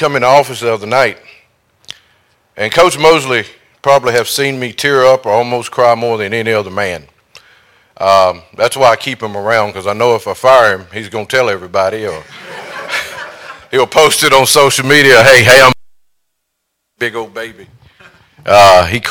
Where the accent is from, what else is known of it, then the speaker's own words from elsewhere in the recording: Eden, United States; I'm from Eden.